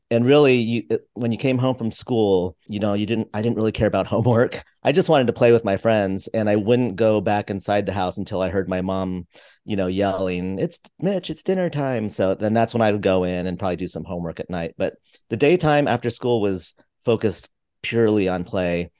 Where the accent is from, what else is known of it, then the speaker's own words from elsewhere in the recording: just outside of San Francisco, California, United States; I grew up just outside of San Francisco